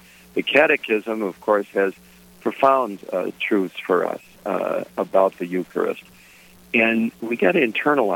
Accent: Detroit, Michigan, United States; my family, where I grew up in Detroit, we were very ordinary folks

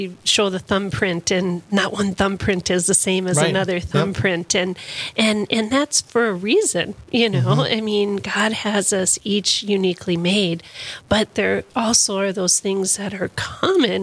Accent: Loudoun County, Virginia, United States; I grew up in Loudoun County, up in the northern part, the beauty area

